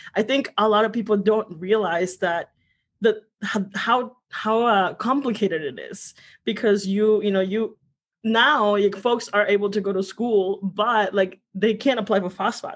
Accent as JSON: {"language": "English", "town": "Santa Cruz de Villagómez", "region": "Michoacán", "country": "Mexico", "tie": "born or raised there", "also_born_or_lived": "Huetamo, Michoacán", "said": "I was born in Michoacan. Uh, it's in it, it's a, a, really small town called Santa Cruz de Villagomez, Michoacan"}